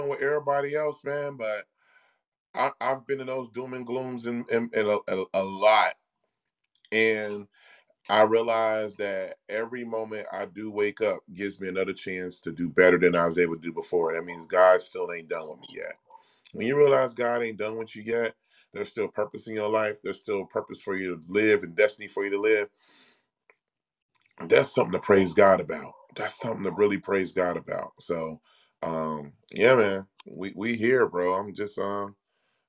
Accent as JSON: {"language": "English", "town": "Cincinnati", "region": "Ohio", "country": "United States", "tie": "born or raised there", "moved": "yes", "lives_now": "Austin, United States", "said": "my hometown, Cincinnati"}